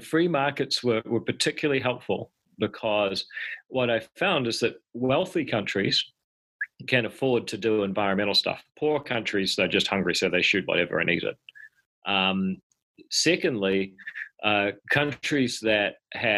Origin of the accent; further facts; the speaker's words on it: Palmerston North, Manawatū-Whanganui, New Zealand; also born or lived in Auckland; I was born in Palmerston North